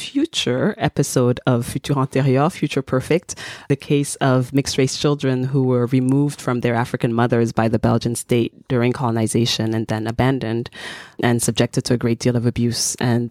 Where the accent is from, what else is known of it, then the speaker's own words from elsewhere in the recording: Togo; also born or lived in United States; I am Togolese American.